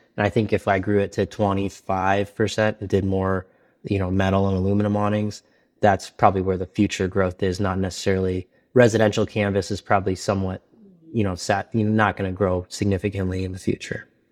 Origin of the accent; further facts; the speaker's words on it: Detroit, Michigan, United States; moved away as an adult; also born or lived in Texas; now in Pittsburgh, United States; I'm from Detroit